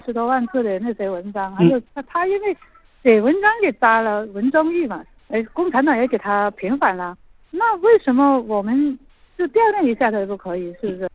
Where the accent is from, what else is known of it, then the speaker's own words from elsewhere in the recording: Guangzhou, Guangdong, China; 我是广州的